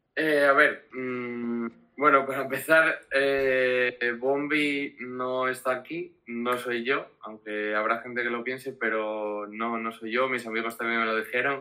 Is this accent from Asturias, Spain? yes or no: yes; Gijón, Asturias, Spain; vengo de Gijón, Asturias